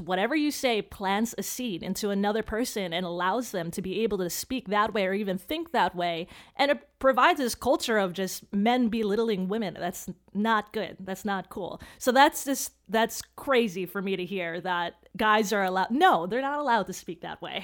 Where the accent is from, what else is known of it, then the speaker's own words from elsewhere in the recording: Chicago, Illinois, United States; I grew up in Chicago